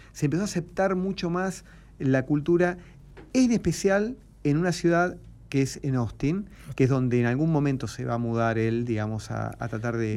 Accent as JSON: {"language": "Spanish", "country": "Argentina", "said": "como argentino"}